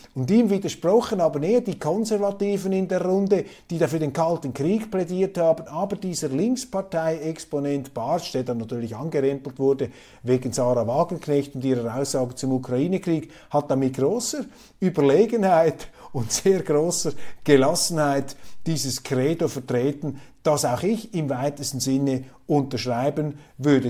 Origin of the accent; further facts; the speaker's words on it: Switzerland; als Schweizer, ich bin ja ein Kleinstaatler